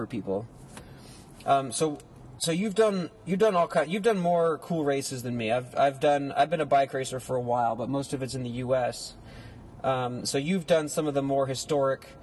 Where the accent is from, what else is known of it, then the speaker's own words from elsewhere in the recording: Atlanta, Georgia, United States; now in Los Angeles, United States; growing up in Atlanta